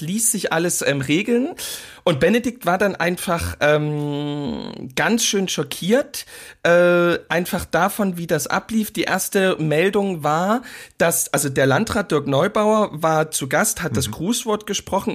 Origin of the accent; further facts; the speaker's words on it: East Germany, Germany; ich als Ostdeutscher